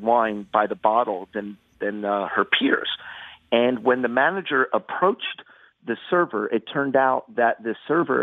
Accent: Haddonfield, New Jersey, United States; I'm from Haddonfield, New Jersey, you know, which is just a neighboring town

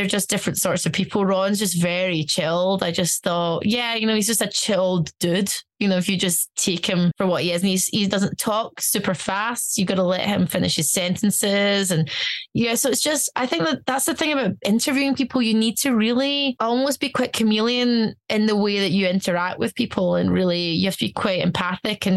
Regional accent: Glasgow, Scotland, United Kingdom; also born or lived in Stuttgart, Germany; I'm from Glasgow

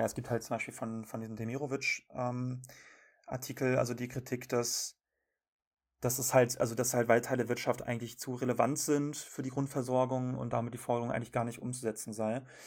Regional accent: North Rhine-Westphalia, Germany; ich komme aus NRW

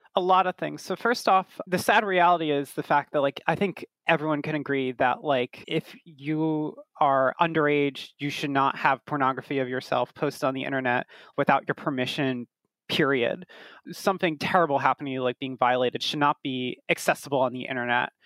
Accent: United States; also born or lived in Brooklyn, New York; as an American myself, I'm based in Brooklyn, in New York

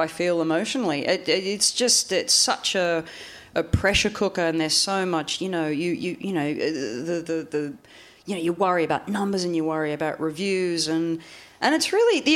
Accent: Australia; moved away; growing up in Australia

